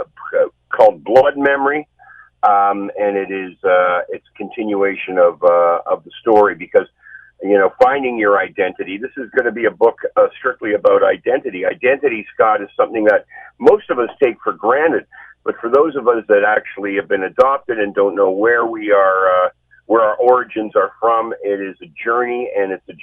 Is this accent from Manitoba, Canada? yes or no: no; Hamilton, Ontario, Canada; I grew up in Hamilton